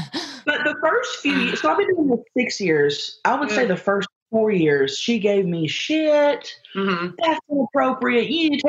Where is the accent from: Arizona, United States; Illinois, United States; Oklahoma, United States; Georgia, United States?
Oklahoma, United States; Thackerville; moved away as an adult; also born or lived in Dallas, Texas; now in San Diego, United States; Well, I used to live in Dallas. I'm from Thackerville, Oklahoma. That's where I'm from.